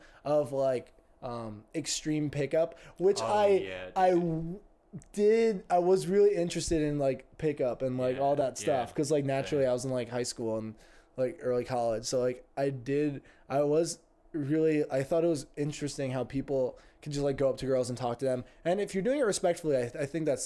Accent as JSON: {"language": "English", "town": "Greenwich", "region": "Connecticut", "country": "United States", "tie": "born or raised there", "said": "I grew up in also a upper middle class bubble with in Greenwich, Connecticut"}